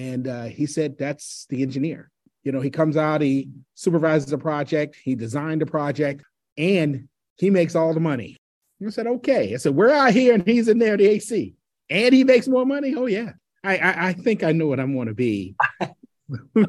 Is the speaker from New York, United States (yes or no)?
yes; New York City, New York, United States; I grew up in New York City during a very difficult time in that city's sojourn